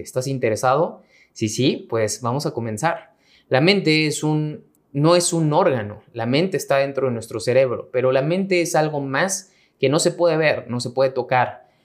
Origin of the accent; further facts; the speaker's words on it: Mexico; mexicano, emprendedor y empresario